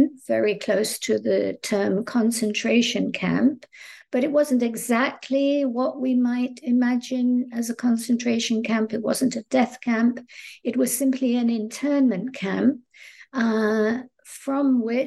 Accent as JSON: {"language": "English", "town": "Northampton", "region": "East Midlands", "country": "United Kingdom", "tie": "born or raised there", "also_born_or_lived": "Nottingham / London", "moved": "as an adult", "lives_now": "United States", "said": "I grew up in England, in a town called Northampton, which is right in the middle of the country"}